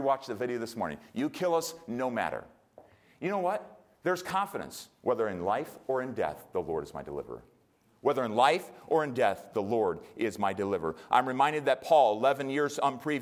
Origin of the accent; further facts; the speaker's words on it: United States; as an American